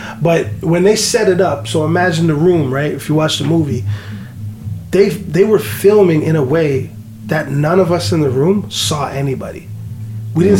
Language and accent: English; Toronto, Ontario, Canada; I'm from Scarborough